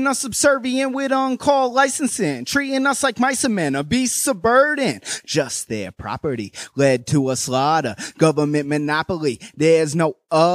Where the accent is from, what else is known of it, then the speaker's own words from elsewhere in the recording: Southern Vermont, United States; I'm from Southern Vermont